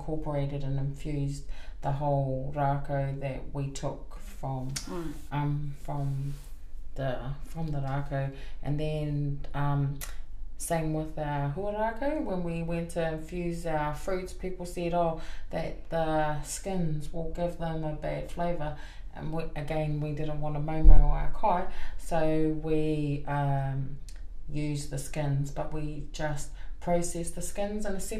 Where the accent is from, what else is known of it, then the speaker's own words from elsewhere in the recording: Gisborne, New Zealand; also born or lived in Hamilton (Kirikiriroa); now in Hamilton, New Zealand; no Tūranga Nui a ki wā ahau engari enoho ana ki Kirikiriroa I nāinei